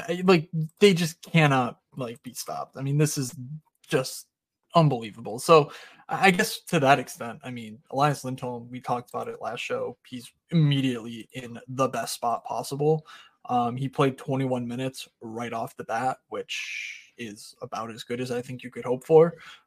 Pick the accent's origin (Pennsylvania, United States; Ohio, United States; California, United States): Pennsylvania, United States; Philadelphia; I'm from Philly